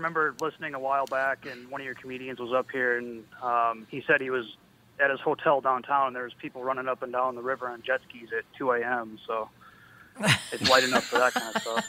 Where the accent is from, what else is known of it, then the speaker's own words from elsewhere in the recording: Lino Lakes, Minnesota, United States; I grew up in Lino Lakes.